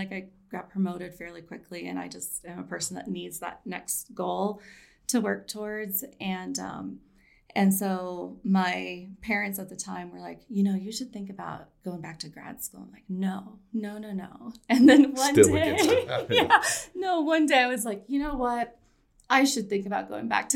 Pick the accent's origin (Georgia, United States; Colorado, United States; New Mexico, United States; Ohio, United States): Colorado, United States; also born or lived in Ithaca, New York; I grew up here in Colorado